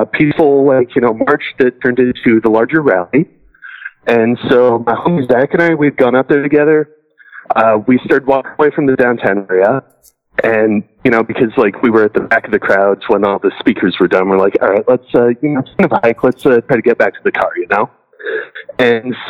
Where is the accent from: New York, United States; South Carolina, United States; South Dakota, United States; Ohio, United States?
Ohio, United States; Toledo; here in my hometown